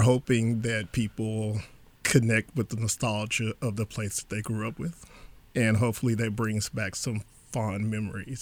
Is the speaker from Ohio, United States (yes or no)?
no; Beaumont area, Texas, United States; growing up in this area, growing up in Texas, we all had Texas history